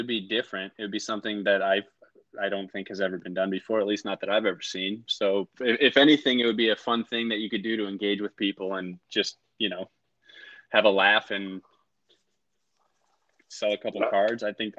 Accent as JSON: {"language": "English", "area": "west of Chicago", "region": "Illinois", "country": "United States", "moved": "yes", "lives_now": "Southern California, United States", "said": "I'm from Illinois, west of Chicago originally"}